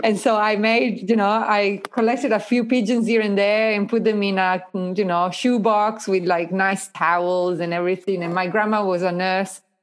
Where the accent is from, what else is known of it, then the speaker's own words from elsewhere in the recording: Italy; now in Australia; the place where I was born